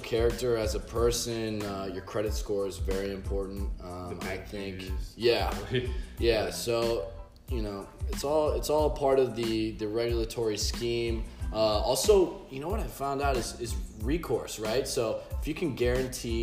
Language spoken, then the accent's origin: English; St. Louis, Missouri, United States; now in South Florida, United States; I'm also from St. Louis